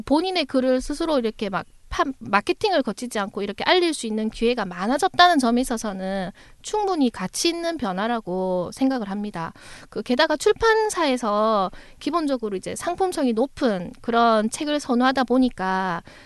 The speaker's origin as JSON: {"language": "Korean", "region": "Busan", "country": "South Korea", "said": "제가 부산 사람이라"}